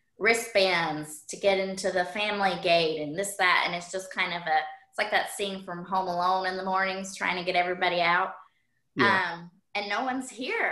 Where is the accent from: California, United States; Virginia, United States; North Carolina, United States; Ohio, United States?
North Carolina, United States; Shelby; moved away as an adult; also born or lived in Wilmington, North Carolina; now in Buffalo, United States; I was born in Shelby, North Carolina, little town